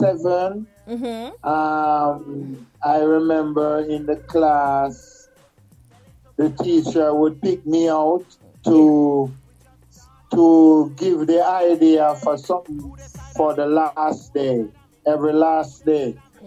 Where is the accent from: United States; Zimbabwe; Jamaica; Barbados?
Jamaica; Kingston; I was born in Jamaica in 1962 in Kingston in a little lane called Rose Lane, just behind the Jubilee Hospital.